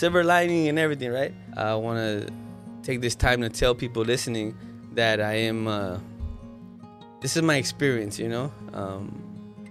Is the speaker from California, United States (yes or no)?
yes; Los Angeles, California, United States; moved away as an adult; also born or lived in Mexico; now in Maui, United States; I grew up in Watts